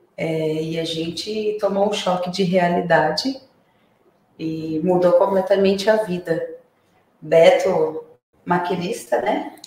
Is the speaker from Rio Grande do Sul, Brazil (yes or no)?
no; Santos, São Paulo, Brazil; moved away as an adult; now in São Roque, Brazil; eu sou santista